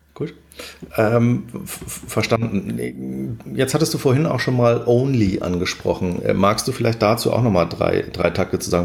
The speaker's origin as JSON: {"language": "German", "region": "Hamburg", "country": "Germany", "said": "Jetzt kenne ich die Warburg als Hamburger natürlich ähm, relativ lange"}